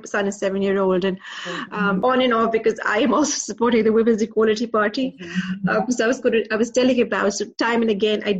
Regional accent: Pakistan; moved away; also born or lived in Dubai; I'm originally from Pakistan, then I moved to Dubai.

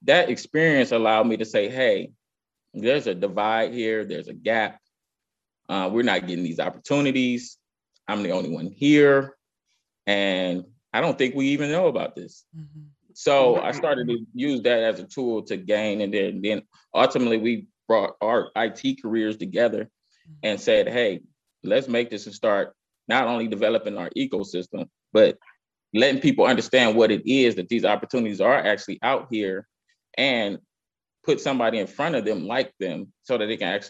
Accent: Cleveland, Ohio, United States; I grew up in Cleveland, Cleveland's East Side, primarily like the St. Clair area

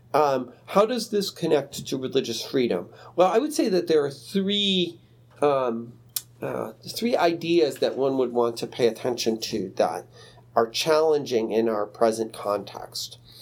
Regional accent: Chicago, Illinois, United States; I grew up in Chicago

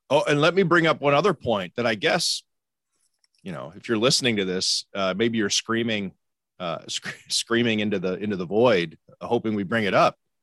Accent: Cleveland, Ohio, United States; moved away; I'm from Cleveland originally

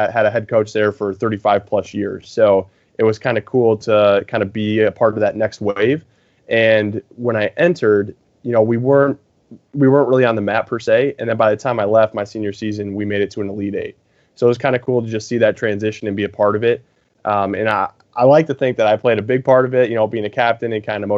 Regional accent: near Ann Arbor, Michigan, United States; born and raised in Michigan, actually closer to Ann Arbor

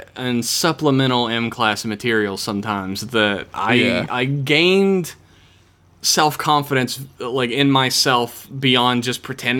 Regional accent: United States; I'm American. I'm expected to only know one language and poorly at that.

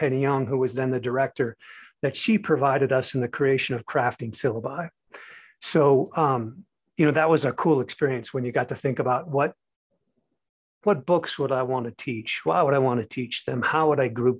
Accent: United States; also born or lived in Seoul, South Korea / Paris, France; As an American

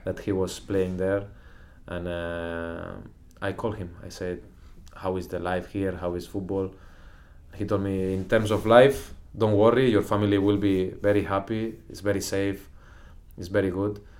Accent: Lloret de Mar, Catalonia, Spain; English is a second language; also born or lived in Girona; I'm from Lloret de Mar

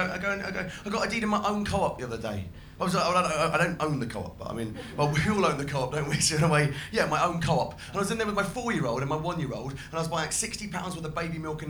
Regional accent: Braintree, East of England, United Kingdom; I'm from Essex. I'm from a little town in Essex called Braintree

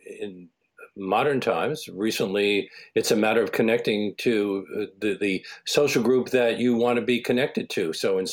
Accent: New York City, New York, United States; In Brooklyn, Williamsburg, Brooklyn.

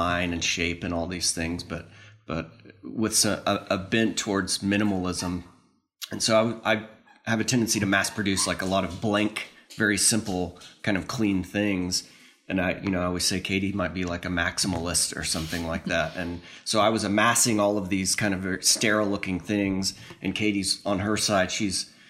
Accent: Bartlesville, Oklahoma, United States; moved away as an adult; also born or lived in Kansas City / Massachusetts / Ohio / Cincinnati; now in Arizona, United States; I'm originally from Bartlesville, Oklahoma. It's in what they call Green Country in northeastern Oklahoma

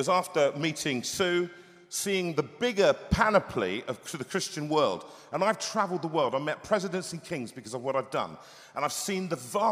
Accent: London, United Kingdom; it was difficult growing up in just not far from here, in Harlesden, Willesden, just up the road. And that's where I went. I went to school in Kilburn. I'm a Londoner

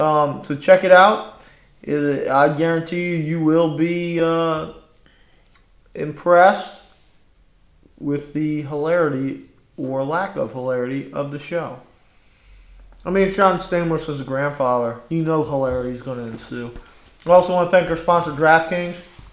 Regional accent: Louisiana, United States; born or raised there

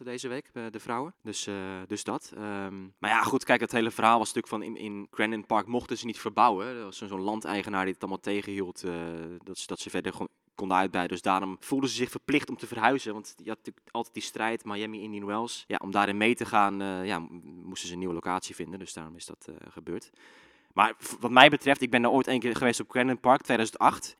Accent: Zeeland, Netherlands; ik kom zelf uit Zeeland

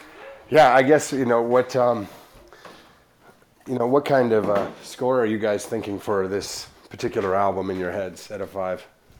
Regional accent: Canada; especially as a Canadian

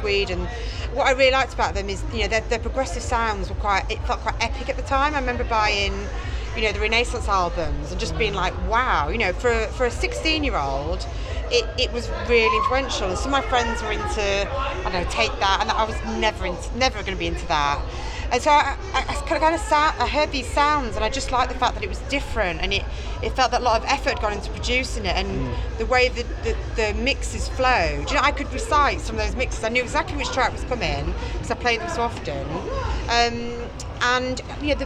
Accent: Cleethorpes, Yorkshire and the Humber, United Kingdom; I grew up in a small town in the north of the UK, Cleethorpes.

